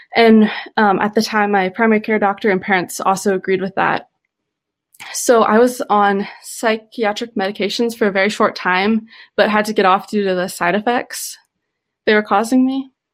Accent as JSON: {"language": "English", "region": "Midwest", "country": "United States", "tie": "born or raised there", "said": "I grew up living in the Midwest, growing up healthy, very social"}